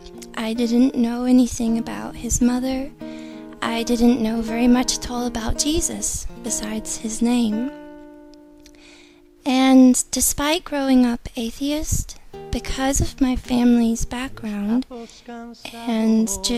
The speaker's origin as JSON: {"language": "English", "region": "Georgia", "country": "United States", "tie": "born or raised there", "said": "I'm 28 and I'm from Georgia, USA."}